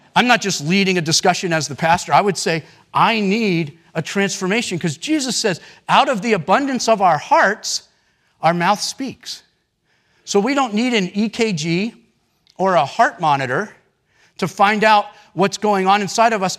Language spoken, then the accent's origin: English; United States; as American Christians, me included